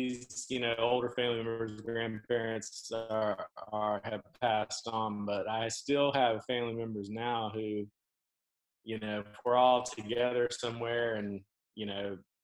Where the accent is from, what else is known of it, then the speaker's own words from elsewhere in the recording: the South, United States; I grew up in the South